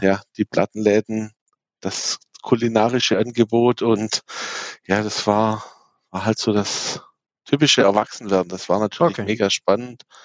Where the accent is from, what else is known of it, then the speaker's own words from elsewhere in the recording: Abtsgmünd, Baden-Württemberg, Germany; Ich komme aus dem schönen Abtsgmünd. Das ist in der Nähe von Aalen zwischen Stuttgart und München.